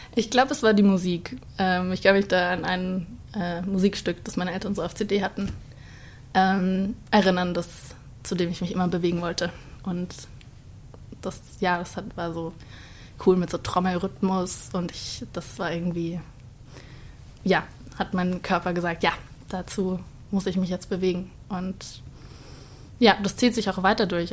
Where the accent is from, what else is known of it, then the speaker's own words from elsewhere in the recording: Starnberg, Bavaria, Germany; moved away as an adult; now in Cologne, Germany; Ich komme aus Starnberg und lebe jetzt in Köln seit eineinhalb Jahren